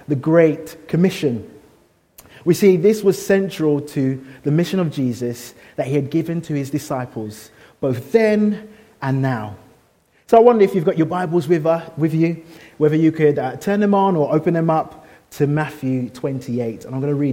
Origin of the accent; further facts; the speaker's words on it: London, United Kingdom; now in Birmingham, United Kingdom; I'm a Londoner, and living in Birmingham